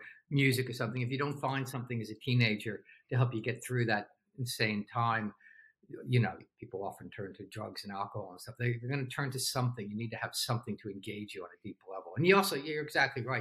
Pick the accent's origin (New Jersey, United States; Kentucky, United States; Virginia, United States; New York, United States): New Jersey, United States; I grew up in Jersey